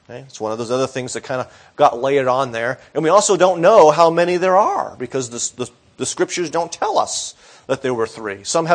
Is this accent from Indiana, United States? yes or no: no; Boston, Massachusetts, United States; Now, when I was growing up in the Boston area, WBCN was the rock station to listen to.